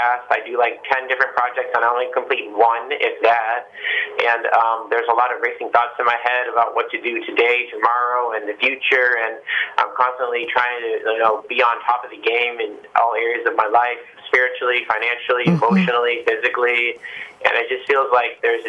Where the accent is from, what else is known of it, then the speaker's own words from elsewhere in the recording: South Korea; now in United States; I wasn't really raised in America. I was raised in Korea with my mom's parents.